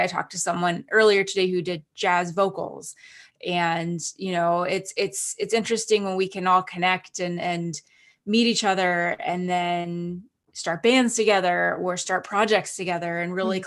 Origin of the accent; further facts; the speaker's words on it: Canada; moved away; I'm Canadian citizen, and I went to Canada um, for my sister's wedding.